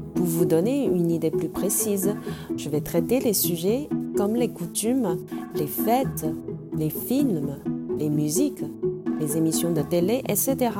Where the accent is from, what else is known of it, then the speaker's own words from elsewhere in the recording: Shanghai, China; French is a second language; moved away; je suis née à Shanghai. Et mon point de vue représente plus ou moins la génération après 80 de Shanghai